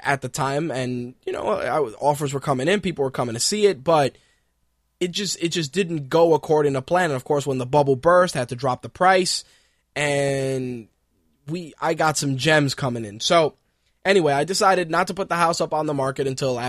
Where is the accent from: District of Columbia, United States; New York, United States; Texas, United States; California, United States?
New York, United States; New York City; also born or lived in Queens, New York / Manhattan, New York; I was born in one part of New York, that being the Bronx. I lived in the Bronx till I was about 14